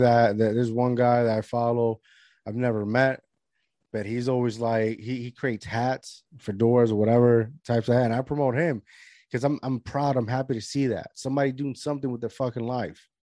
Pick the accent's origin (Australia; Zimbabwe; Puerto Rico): Puerto Rico; Lajas; I'm from Lajas, Puerto Rico